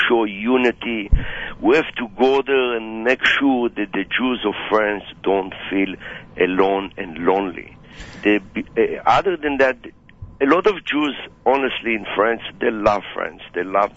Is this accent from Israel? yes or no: yes; Israel; Growing up in Israel